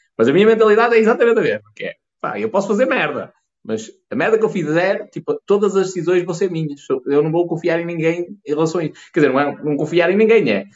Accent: the North, Norte, Portugal; accent: northern; eu sou um gajo do Norte

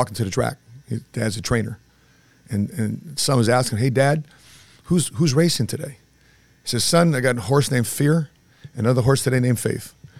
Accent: Cicero, Illinois, United States; I lived across two horse tracks in Cicero. It was Sportsman's Park and Hawthorne Park in Chicago. In a Cicero neighborhood, former Al Capone territory, I was raised around Italians, Mexicanos.

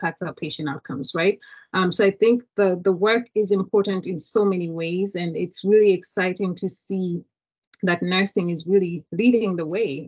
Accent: Kenya; moved away as an adult; now in United States; I was born and raised in Kenya, immigrated to the United States many years ago

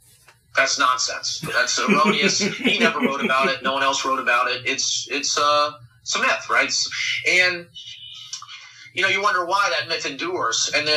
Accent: Florida, United States; now in South Carolina, United States; I'm up here in South Carolina, by the way, and I am from Florida originally

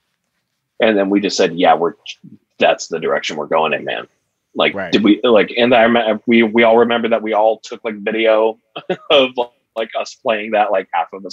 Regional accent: Santa Cruz, California, United States; now in Orange County, United States; I'm from the Bay Area and Santa Cruz.

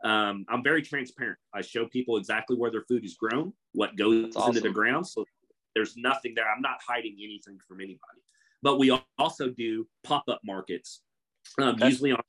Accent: Kansas, United States; growing up in Kansas, they think it's like 100 acres of wheat and corn and cattle and stuff.

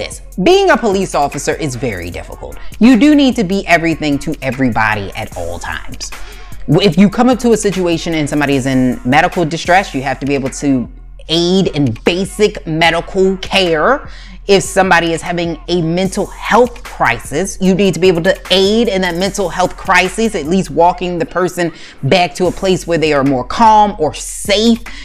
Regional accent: Maryland, United States; my home state of Maryland

